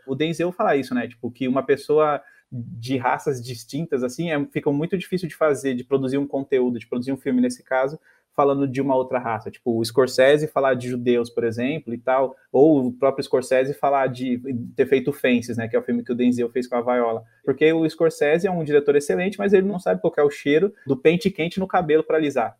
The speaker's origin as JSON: {"language": "Portuguese", "region": "São Paulo", "country": "Brazil", "said": "eu sou do Sapopemba"}